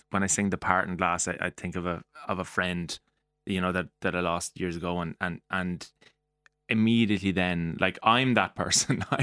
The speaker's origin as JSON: {"language": "English", "town": "Mullingar", "region": "Westmeath", "country": "Ireland", "said": "being from Mullingar"}